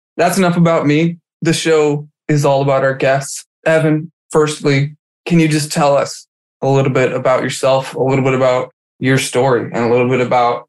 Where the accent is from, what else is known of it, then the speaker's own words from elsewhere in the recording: Michigan, United States; I'm from Michigan.